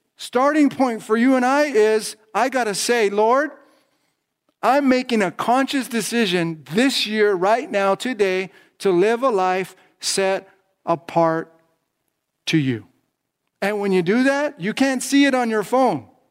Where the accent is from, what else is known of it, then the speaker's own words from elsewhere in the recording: Los Angeles County, California, United States; I'm from Los Angeles County, California